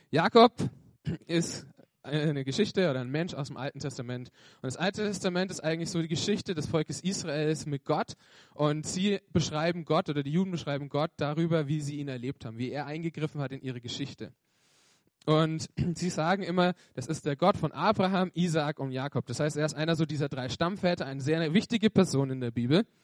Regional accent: Bavaria, Germany; born there; ich bin gebürtiger Franke, also ich komme aus dem schönsten äh, Bundesland Deutschlands, Franken.

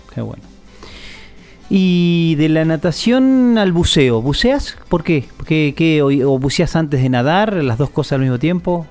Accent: Caleta Olivia, Santa Cruz, Argentina; Nosotros que somos nacidos, muchos y criados acá

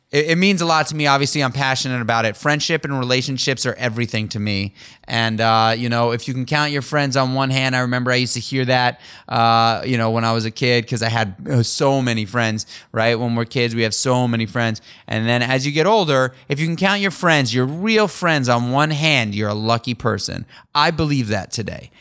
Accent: New York City, New York, United States; Daniel and I grew up together in New York City on the Upper East Side

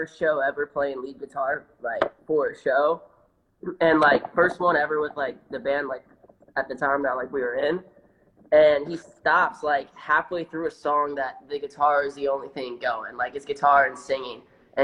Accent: Midwest, United States; I'm from the Midwest

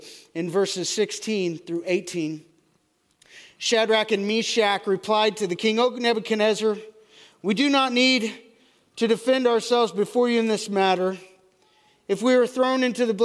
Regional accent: United States; I am an American.

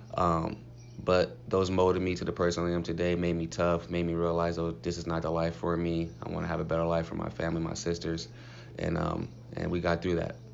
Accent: Compton, California, United States; moved away as an adult; also born or lived in Cleveland; Coming from Compton.

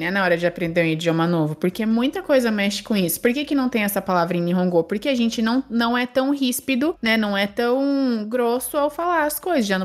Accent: Brazil; also born or lived in Japan; eu sou brasileira, metade uruguaia, só que morei minha vida inteira pra. Minha vida inteira não, né?

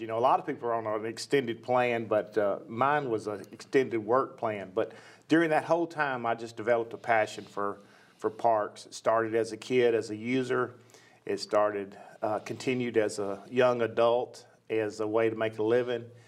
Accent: Nashville, Tennessee, United States; I grew up in Nashville, and uh, West Nashville to be specific

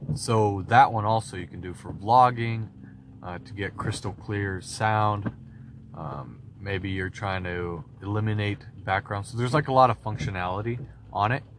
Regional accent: Washington, United States; We're from Washington, we're trying to move into Idaho.

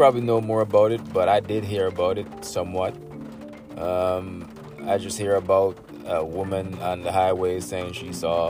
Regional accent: Jamaica; moved away; I'm from Jamaica

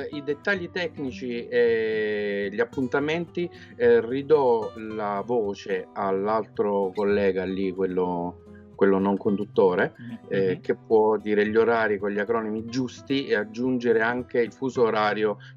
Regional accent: Abruzzo, Italy; now in Paris, France; sono abruzzese, vivo a Parigi da, da 16 anni dove faccio architetto e ogni tanto anche il fotografo

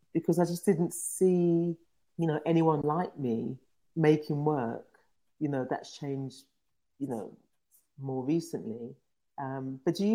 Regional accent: London, United Kingdom; I grew up in London in a place called Tottenham

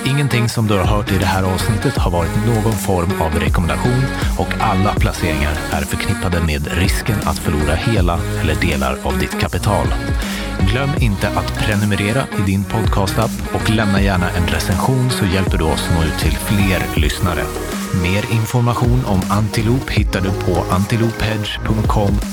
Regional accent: Argentina; born there; jag är född i Argentina som …

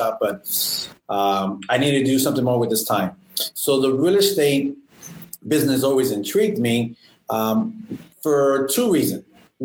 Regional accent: Miami, Florida, United States; also born or lived in Homestead, Florida; I was born here in Miami back in 1985 and moved around a lot. Was in Miami, Little Havana.

